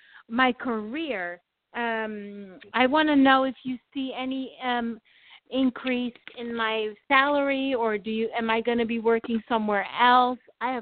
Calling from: New York City, New York, United States; From New York.

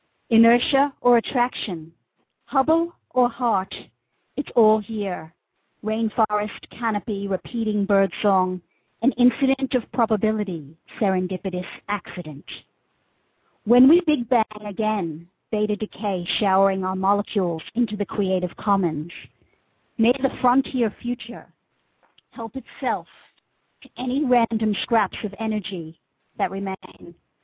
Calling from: New South Wales, Australia; In New South Wales, about halfway between Sydney and Newcastle.

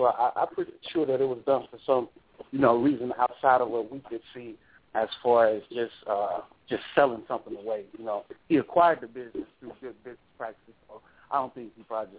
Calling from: Alexandria, Louisiana, United States; I'm calling from Alexandria, Louisiana.

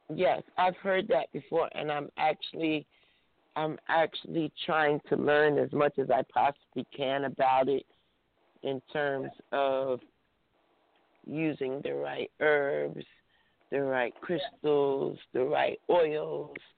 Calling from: New Jersey, United States; I'm calling from New Jersey

